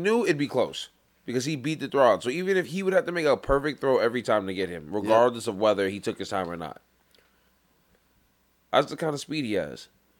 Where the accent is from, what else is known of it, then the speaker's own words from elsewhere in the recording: Mississippi, United States; Sometimes I'm from Mississippi, I'm like, oh.